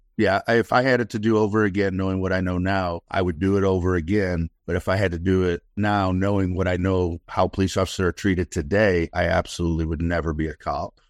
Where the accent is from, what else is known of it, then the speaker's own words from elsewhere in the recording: Detroit, Michigan, United States; now in Austin, United States; I was raised in Detroit, Michigan in the sixties and seventies